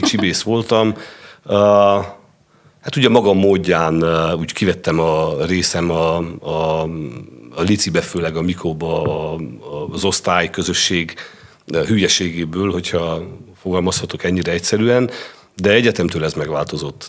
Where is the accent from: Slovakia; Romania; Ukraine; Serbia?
Romania; Sfântu Gheorghe, Covasna County; Tehát rengeteg, rengeteg gyerek nőtt fel abban az utcában, és többnyire ugyanaz a korosztály. Tehát mondjuk én 75-ben születtem